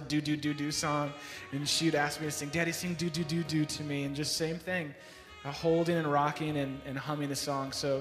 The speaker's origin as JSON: {"language": "English", "town": "San Francisco", "region": "California", "country": "United States", "tie": "born or raised there", "moved": "as an adult", "lives_now": "Chicago, United States", "said": "I grew up in San Francisco, was out here visiting Chicago"}